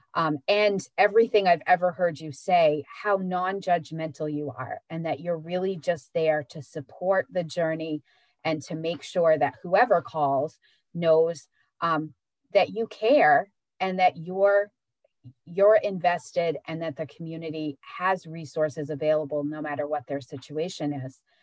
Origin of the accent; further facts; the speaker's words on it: Searsport, Maine, United States; I was growing up in Searsport